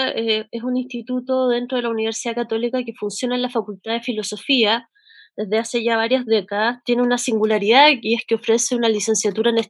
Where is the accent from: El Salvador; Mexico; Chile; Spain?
Chile; Santiago, Santiago Metropolitan Region; en mi país, donde estamos viviendo un estallido social y donde se están reconfigurando los imaginarios, ¿no? Estamos viendo sobre todo un estallido que tiene que ver con la relaboración de los signos y de los símbolos. Eh, hoy día la Plaza de la Dignidad en el centro de la ciudad